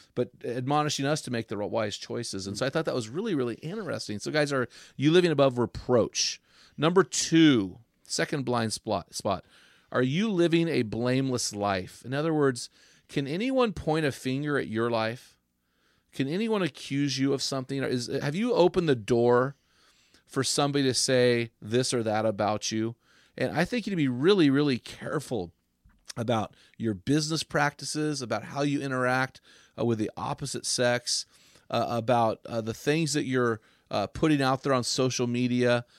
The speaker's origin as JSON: {"language": "English", "area": "San Luis", "region": "California", "country": "United States", "tie": "born or raised there", "said": "where we grew up in San Luis"}